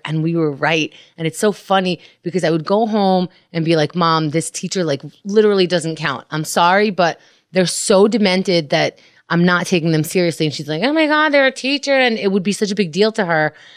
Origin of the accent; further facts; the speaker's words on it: New York City, New York, United States; I grew up in Queens